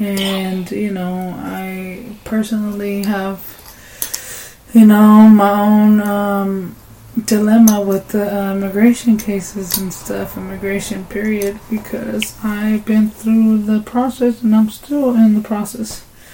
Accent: Amatlán de Cañas, Nayarit, Mexico; moved away; The name where I was born is Amatlán de Cañas, Nayarit.

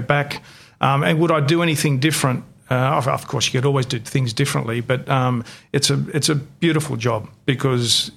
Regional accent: Australia; first language Greek; English is a second language; I was born and bred in Australia, but being from a Greek immigrant family, I couldn't speak English until I was started kindergarten

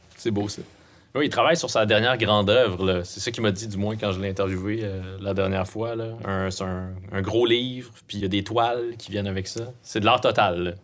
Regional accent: Abitibi-Témiscamingue, Quebec, Canada; on vient de la BTB

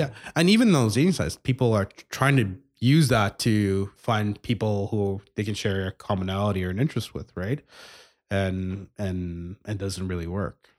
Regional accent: Montreal, Quebec, Canada; now in Edmonton, Canada; I grew up in, I grew up in Montreal for, for a number of years, moved to, to Edmonton in the mid-nineties, went to school here

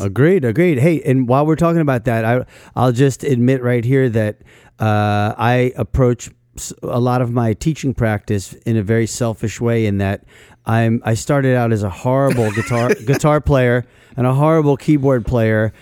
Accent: New York City area, New Jersey, United States; I grew up in the New York City area

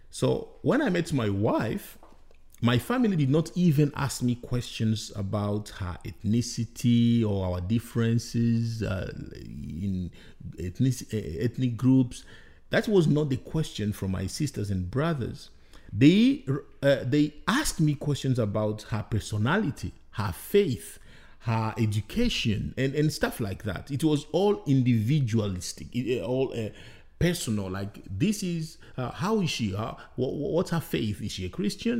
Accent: DR Congo; moved away as an adult; also born or lived in Rwanda; I'm from the Democratic Republic of Congo

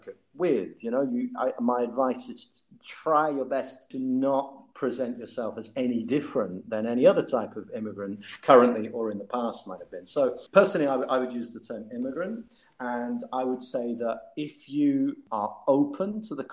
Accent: United Kingdom; moved away as an adult; also born or lived in London / Leeds / Manchester; now in Matera, Italy; As a British person

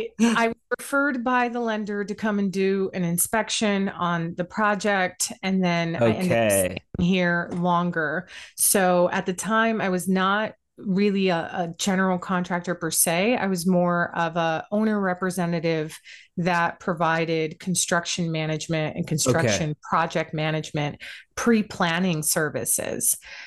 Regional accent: Puerto Rico; also born or lived in multiple islands; I'm American as well, but I was born in Puerto Rico.

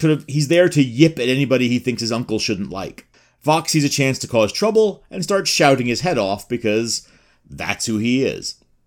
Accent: New York City, New York, United States; I am from Queens

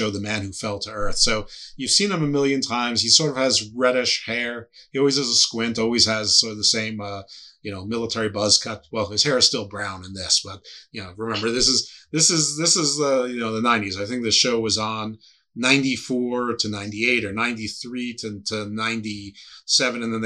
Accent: United States; I'm from the United States

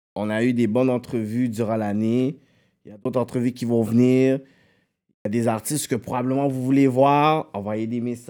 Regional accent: Montreal, Quebec, Canada; on est deux gars de Pierrefonds

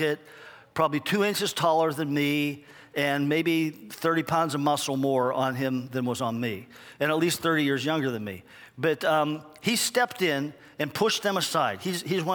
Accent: United States; I'm from America.

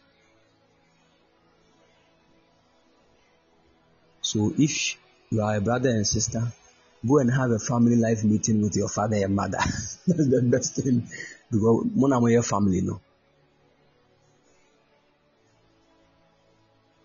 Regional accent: Ghana; if we're Ghanaian

